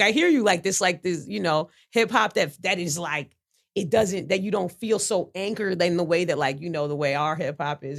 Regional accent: New York City, New York, United States; growing up in New York City, but growing up in Brooklyn

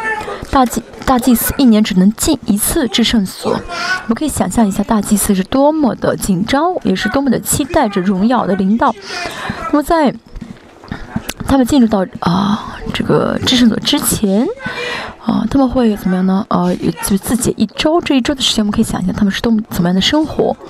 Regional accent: South Korea; 我觉得虽然圣经没有说，我觉得啊，我们是韩国人，神会让我们来治理啊啊韩国这个地吧啊嗯啊这个国家吧

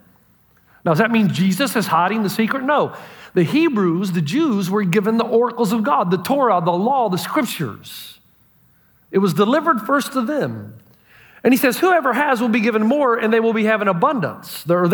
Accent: Elizabeth, New Jersey, United States; from somebody back in Elizabeth in my hometown of a classmate that died

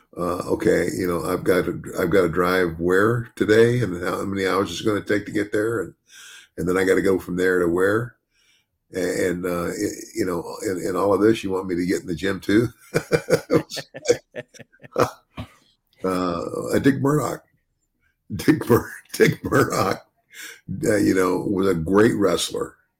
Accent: United States; also born or lived in Arizona; I grew up in the South and in Arizona

